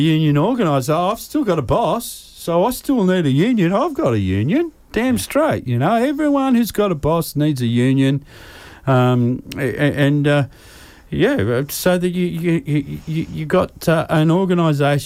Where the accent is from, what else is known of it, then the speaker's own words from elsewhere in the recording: New South Wales, Australia; now in Queensland, Australia; I'm from New South Wales originally, and I haven't rented since I've moved up here